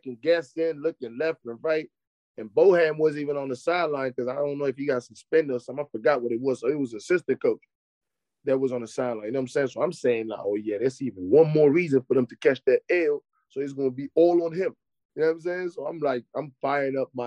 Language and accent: English; Paris, Île-de-France, France; moved away; I'm from Paris, but I'm not from the Paris that y'all guys know with the Eiffel Tower at night.